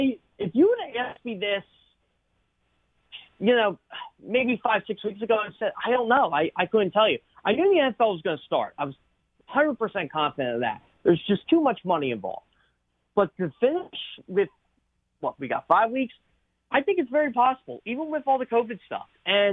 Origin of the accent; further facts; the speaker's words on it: Douglassville, Pennsylvania, United States; I actually grew up in Douglasville.